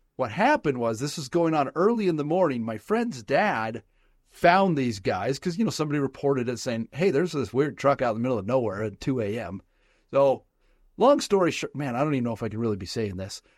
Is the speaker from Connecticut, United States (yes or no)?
no; Southern Nevada, United States; I grew up in Southern Nevada